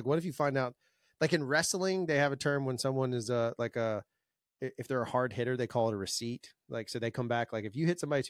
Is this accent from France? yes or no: yes; France; We're not just in Canada and France. I come from France.